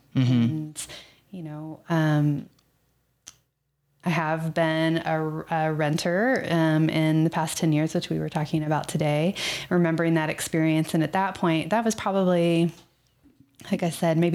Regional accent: Texas, United States; moved away; I'm from Texas

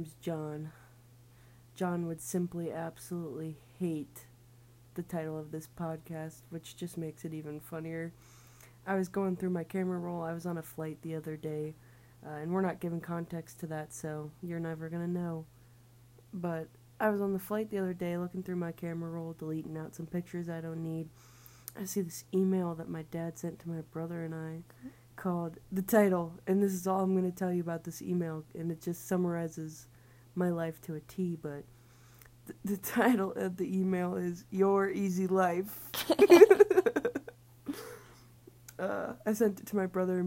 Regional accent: Ohio, United States; moved away as an adult; now in Wisconsin, United States; we're actually from Ohio

